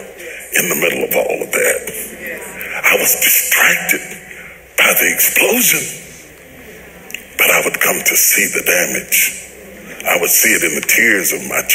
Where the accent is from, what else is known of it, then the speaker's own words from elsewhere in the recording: West Virginia, United States; I'm a country boy. I'm from West Virginia.